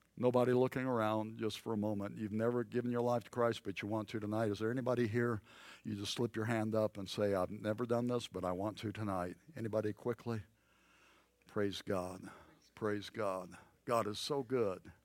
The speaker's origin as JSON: {"language": "English", "region": "the South", "country": "United States", "tie": "born or raised there", "said": "I grew up in the South"}